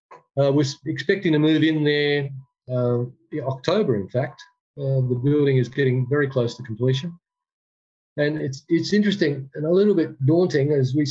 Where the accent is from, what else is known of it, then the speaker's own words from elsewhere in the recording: Perth, Western Australia, Australia; moved away as an adult; now in Bulgaria; Perth, which is my hometown, Perth, Western Australia.